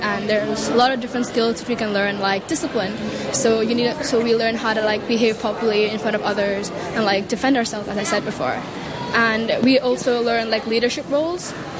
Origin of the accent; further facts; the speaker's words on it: Hong Kong; So I'm from India. I'm Indian, but I live in Hong Kong, study in Hong Kong. Born and grew up in Hong Kong, but I visit India quite often as an Indian.